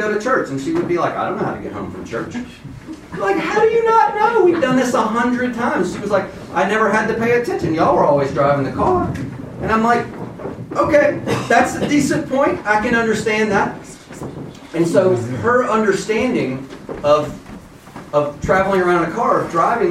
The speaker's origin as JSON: {"language": "English", "town": "Baton Rouge", "region": "Louisiana", "country": "United States", "said": "I'm from Baton Rouge, Louisiana. In case you hear that in my accent or my voice"}